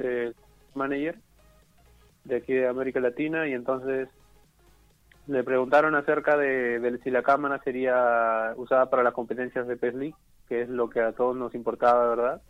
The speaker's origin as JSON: {"language": "Spanish", "country": "Peru", "said": "Hemos ido como seis peruanos, seis peruanos hemos viajado a Chile"}